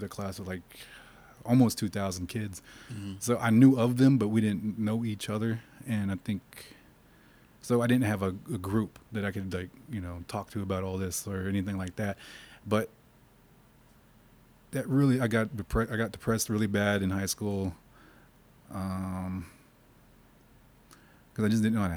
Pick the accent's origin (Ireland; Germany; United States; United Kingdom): United States; Tulsa, Oklahoma; also born or lived in St. Paul, Minnesota / Montana / Kansas / New Orleans, Louisiana; Stayed in New Orleans until I was 8, then moved back to Tulsa. Stayed here all through high school